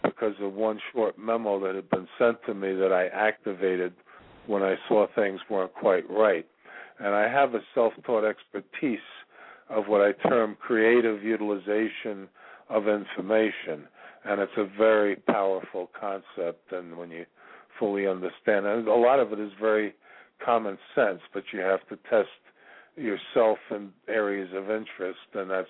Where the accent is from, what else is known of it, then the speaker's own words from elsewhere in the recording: New York, United States; I'm originally from New York